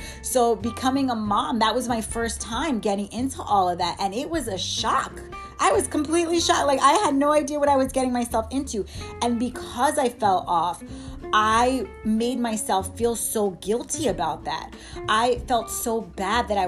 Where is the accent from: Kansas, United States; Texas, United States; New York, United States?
New York, United States; moved away as an adult; also born or lived in Miami; I went to school in Miami, so I'm from New York